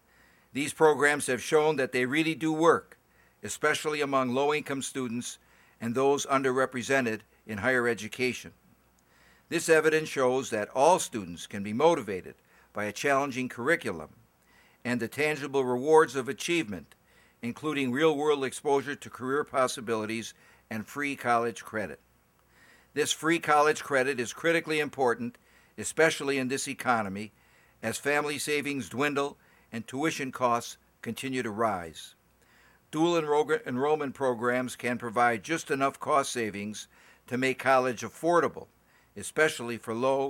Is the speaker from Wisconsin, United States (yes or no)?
yes; Wisconsin, United States; For example, in my home state of Wisconsin, we have a relatively high graduation rate